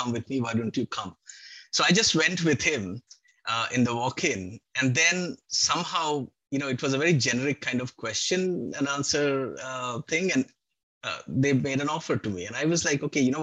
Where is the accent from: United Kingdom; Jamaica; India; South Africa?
India; Kolkata, West Bengal; moved away; I'm from Calcutta originally